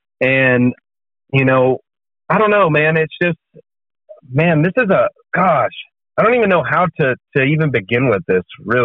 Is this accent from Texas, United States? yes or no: yes; Sherman, Texas, United States; So I was born in a small town in Texas. Right? It's called Sherman, Texas.